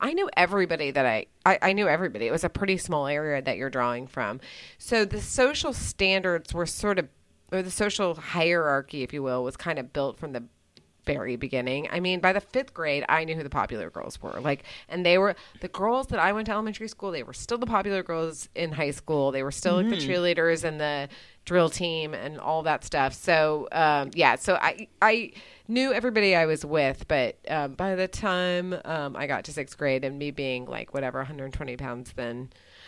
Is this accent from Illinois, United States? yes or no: no; Dallas, Texas, United States; I grew up in Dallas